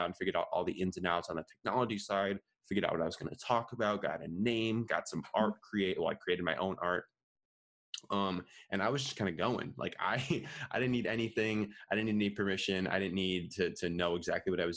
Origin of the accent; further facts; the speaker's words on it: Minneapolis, Minnesota, United States; also born or lived in Madison, Wisconsin; born and raised in the Midwest. I've grown up in Minneapolis, Minnesota my whole life